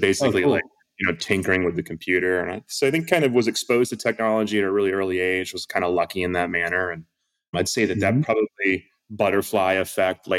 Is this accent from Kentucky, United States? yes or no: no; Augusta, Maine, United States; moved away as an adult; also born or lived in Bay Area; I grew up in Augusta, Maine